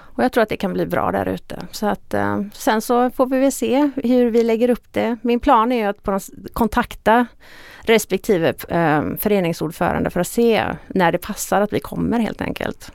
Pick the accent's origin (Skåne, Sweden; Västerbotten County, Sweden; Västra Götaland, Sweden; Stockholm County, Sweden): Västra Götaland, Sweden; Stenungsund; also born or lived in Uppsala / Falun / Kalmar / Hjällbo; jag är född och uppvuxen i Stenungsund